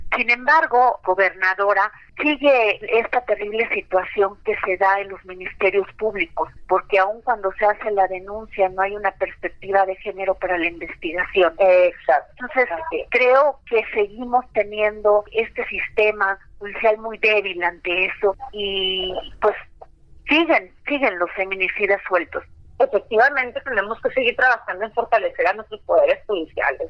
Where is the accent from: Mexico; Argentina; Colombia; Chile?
Mexico; Baja California; como primera gobernadora de mi estado